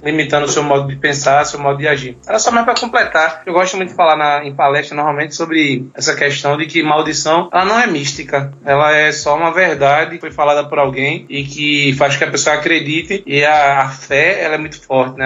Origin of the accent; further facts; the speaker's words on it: Pernambuco, Brazil; Eu sou pernambucano, pernambucano Pernambuco